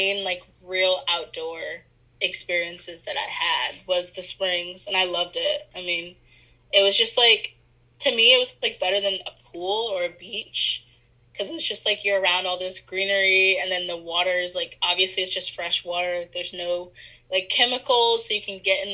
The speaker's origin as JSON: {"language": "English", "town": "Apopka", "region": "Florida", "country": "United States", "said": "I'm from Orlando, Florida. I'm from like North Orlando, in an area called Apopka."}